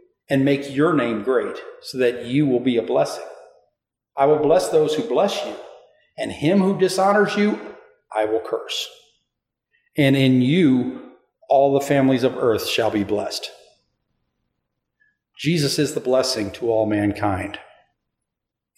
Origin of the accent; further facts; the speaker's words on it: East Coast, United States; moved away; When I was growing up on the East Coast, I was around 12 or 13 years old at the time.